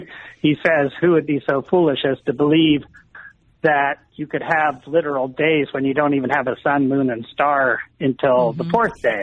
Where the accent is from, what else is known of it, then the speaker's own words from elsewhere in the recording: Columbus, Ohio, United States; growing up in Columbus, Ohio